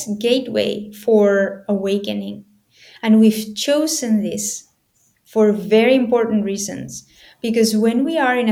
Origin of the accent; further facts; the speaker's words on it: Spain; I was born in Spain